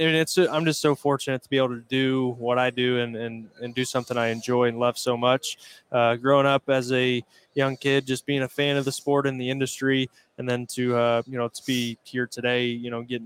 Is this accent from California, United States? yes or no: no; Indiana, United States; my home state, Indiana